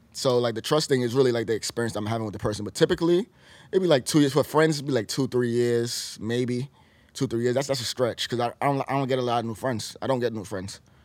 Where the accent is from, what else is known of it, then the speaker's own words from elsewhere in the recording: New York City, New York, United States; I'm from New York